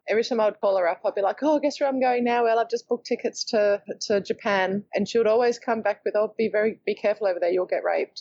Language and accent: English; Sydney, New South Wales, Australia; moved away as an adult; also born or lived in Port Douglas / London; I was raised in Sydney